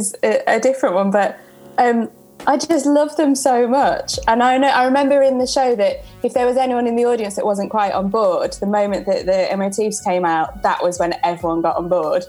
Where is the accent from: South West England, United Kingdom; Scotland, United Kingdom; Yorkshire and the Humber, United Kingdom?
Yorkshire and the Humber, United Kingdom; Sheffield; moved away as an adult; now in London, United Kingdom